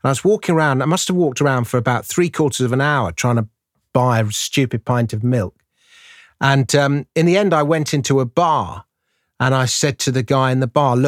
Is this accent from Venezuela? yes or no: no; England, United Kingdom; I'm English.